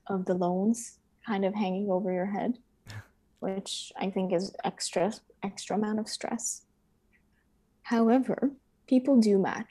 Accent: United States; moved away; as an American studying abroad

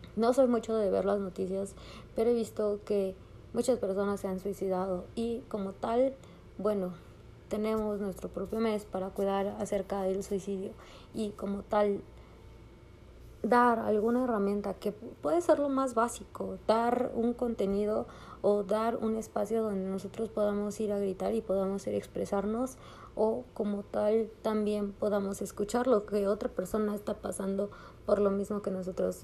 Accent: Mexico; a los que somos mexicanos

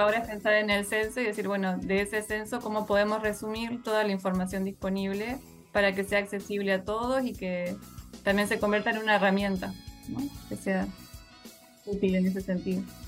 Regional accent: Colonia Valdense, Colonia, Uruguay; soy de Colonia Valdense. Eh, hace, en el 2019 volví a vivir a Valdense después de un tiempo

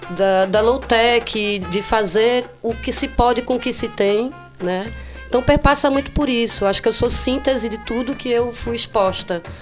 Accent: Olinda, Pernambuco, Brazil; Cara, eu fui criada em Olinda e tem muito maloqueiro lá

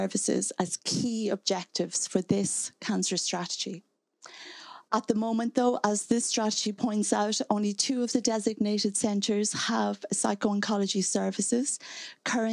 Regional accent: Donegal, Ulster, Ireland; moved away; I'm from Donegal

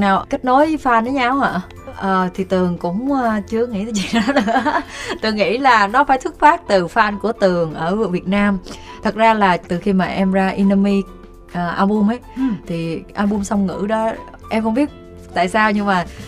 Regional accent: Vietnam; tôi sinh ra ở Việt Nam

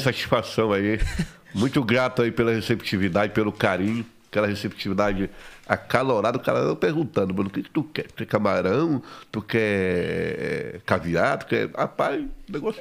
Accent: Curuçá, Pará, Brazil; moved away; also born or lived in Belém; eu sou do Prauajó, uma colônia, né? Uma colônia agrícola, no município de Curuçá, no estado do Pará

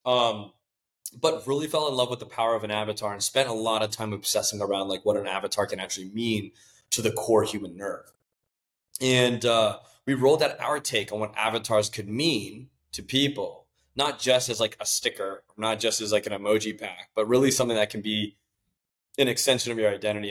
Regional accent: Mountain View, California, United States; I was born and raised in Mountain View

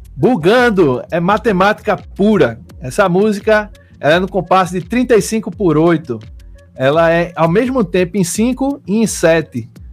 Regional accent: Olinda, Pernambuco, Brazil; also born or lived in Recife; sou pernambucano, nascido em Recife, criado em Olinda

